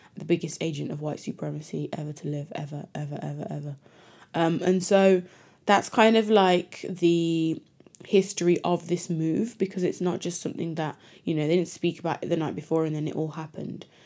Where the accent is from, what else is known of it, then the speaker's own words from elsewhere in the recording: Jamaica; also born or lived in Britain; now in United Kingdom; as a Jamaican living in Britain